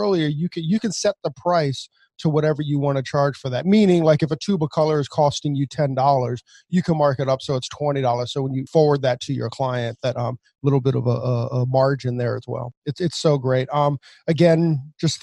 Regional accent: Maryland, United States; we're from Maryland

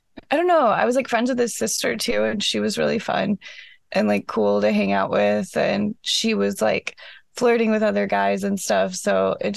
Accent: Iowa, United States; I was from Iowa and we didn't have palm trees

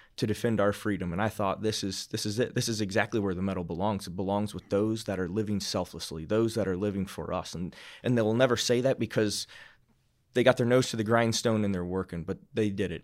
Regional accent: Iowa, United States; moved away as an adult; now in Fort Collins, United States; I'm a kid from Iowa

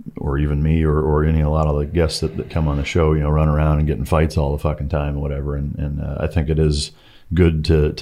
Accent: Northern Iowa, United States; I grew up Lutheran in Northern Iowa

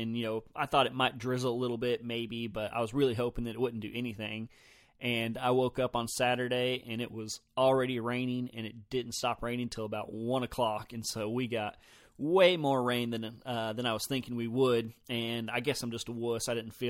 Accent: the South, United States; I've just heard a lot of people argue it, and I'm from the South also, so I've always said crappie

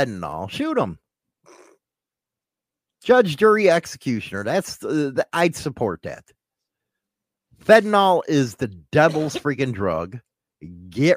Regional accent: Chicago, Illinois, United States; accent: strong Chicago; I got a strong Chicago accent

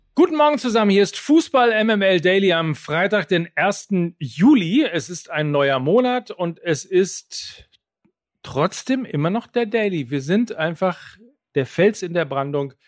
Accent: Germany; bei uns in Deutschland

